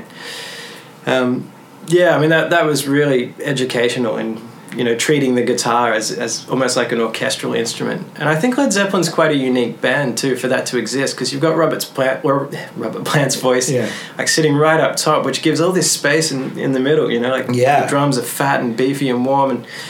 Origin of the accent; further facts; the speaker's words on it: Melbourne, Victoria, Australia; of you guys didn't get that, I'm from Australia.